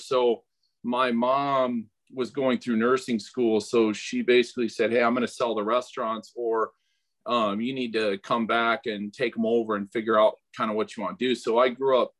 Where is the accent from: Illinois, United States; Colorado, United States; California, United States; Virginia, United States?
Illinois, United States; Pike County; I grew up in Pike County, Illinois